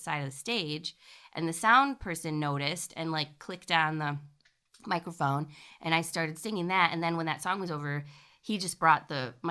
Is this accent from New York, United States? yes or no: no; Cadillac, Michigan, United States; moved away as an adult; also born or lived in Lansing, Michigan / Chicago, Illinois; we moved to Cadillac when I was six. That's where I grew up